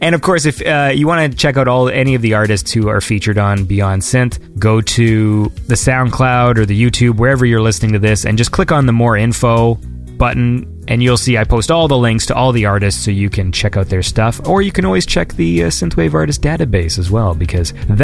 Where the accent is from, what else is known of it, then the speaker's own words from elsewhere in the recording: Canada; in Canada, we say